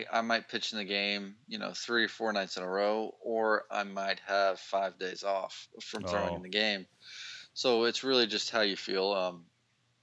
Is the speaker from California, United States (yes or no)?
no; Aiken, South Carolina, United States; South Carolina, Aiken, South Carolina, small town, right near the Georgia border